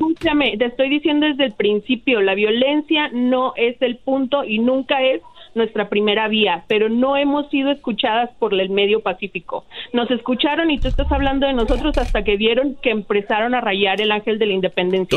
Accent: Ciudad Juárez, Chihuahua, Mexico; yo soy de Ciudad Juárez. Yo he vivido en Ciudad Juárez desde que tenía seis años

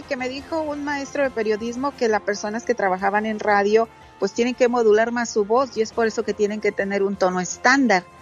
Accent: Santa Catarina, Nuevo León, Mexico; accent: norteño; de Santa Catarina, Nuevo León, bien cerquita del cañón de la Huasteca. Soy muy, muy orgullosa de ser de Santa Catarina, Nuevo León

